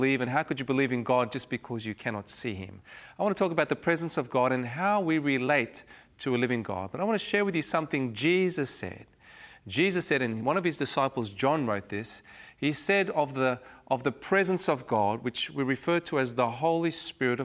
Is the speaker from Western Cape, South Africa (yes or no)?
yes; Cape Town, Western Cape, South Africa; growing up in Cape Town, South Africa during the 70s and early 80s